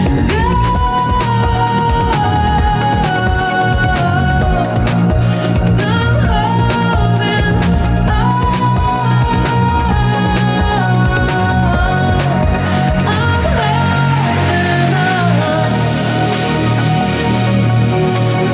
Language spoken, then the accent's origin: English; Tampa, Florida, United States; We grew up together in Tampa